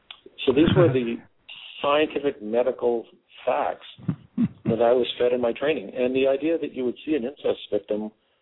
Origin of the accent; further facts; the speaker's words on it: Canada; moved away as an adult; now in United States; I was born in Canada, grew up in Canada, went to medical school, did my psychiatry training in Canada, and moved down to Texas in 1991.